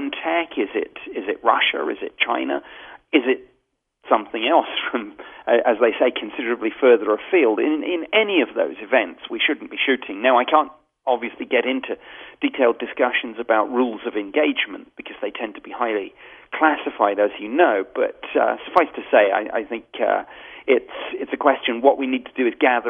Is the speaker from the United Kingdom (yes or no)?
yes; United Kingdom; as a Brit